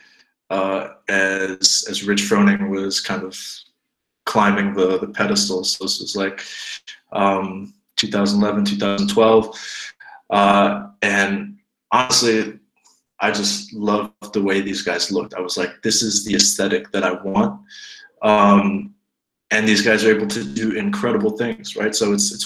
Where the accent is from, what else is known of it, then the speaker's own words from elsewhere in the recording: United States; moved away as an adult; also born or lived in Zweibrücken, Germany; now in Bavaria, Germany; moved to the States, and then basically grew up in America